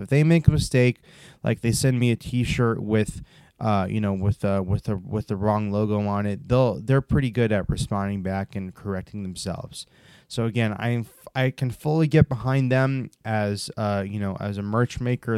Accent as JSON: {"language": "English", "country": "United States", "said": "my home country of America"}